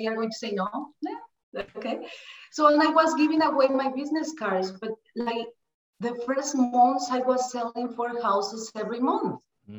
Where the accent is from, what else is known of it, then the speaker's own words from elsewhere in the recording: Mexico City, Mexico; English is a second language; moved away as an adult; also born or lived in Minnesota; now in United States; I'm from Mexico City, and I came like a few years ago, a little bit more than 20 years. I immigrated to US.